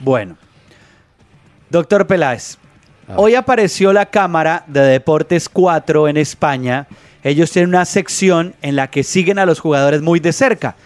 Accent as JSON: {"language": "Spanish", "country": "Colombia", "said": "nosotros que somos colombianos"}